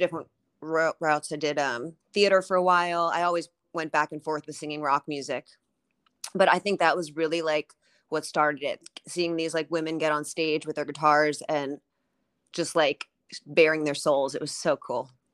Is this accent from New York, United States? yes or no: yes; New York City, New York, United States; my dad had a nightclub growing up in Manhattan on thirtieth Street